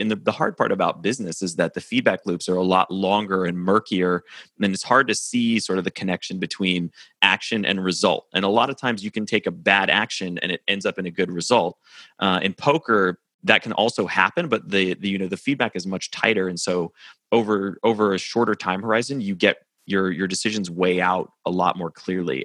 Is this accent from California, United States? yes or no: no; Nashville, Tennessee, United States; moved away as an adult; also born or lived in New York; I live in Nashville, Tennessee now, and I'm, I'm from Nashville originally